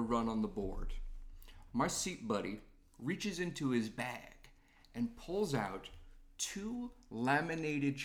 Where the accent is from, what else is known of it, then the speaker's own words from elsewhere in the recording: Long Island, New York, United States; moved away; I grew up on Long Island